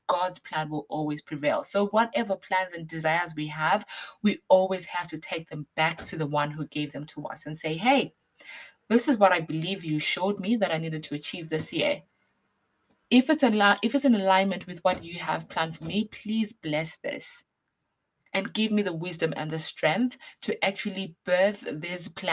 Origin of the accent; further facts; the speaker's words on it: Basingstoke, South East England, United Kingdom; if you are in Basingstoke, my hometown